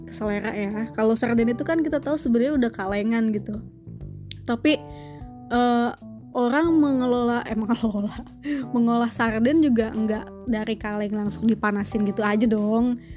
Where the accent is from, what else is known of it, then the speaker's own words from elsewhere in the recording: West Java, Indonesia; jangankan dari Manado gitu kadang ya gue sendiri dari Sunda